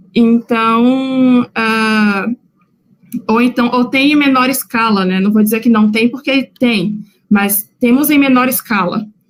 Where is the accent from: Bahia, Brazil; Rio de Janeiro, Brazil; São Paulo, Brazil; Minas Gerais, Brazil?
Bahia, Brazil; moved away as an adult; also born or lived in Sergipe; now in Rio Grande do Sul, Brazil; eu venho de um outro estado, acho que a essa altura do campeonato vocês já perceberam pelo meu sotaque. Então, eu fiz a minha formação na Universidade Federal de Sergipe em psicologia, uh, apesar de ter nascido na Bahia